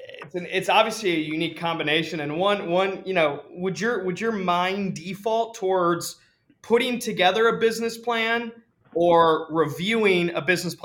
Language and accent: English; Ann Arbor, Michigan, United States; I grew up in Ann Arbor and I went to Hope College